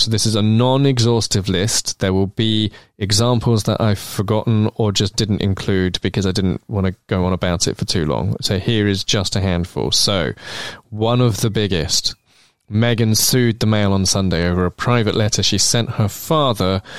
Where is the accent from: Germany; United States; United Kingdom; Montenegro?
United Kingdom; London; where I grew up in Islington